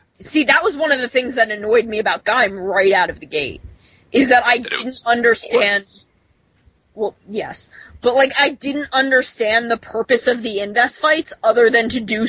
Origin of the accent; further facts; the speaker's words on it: New Jersey, United States; I'm from New Jersey. I have lived my whole life in New Jersey.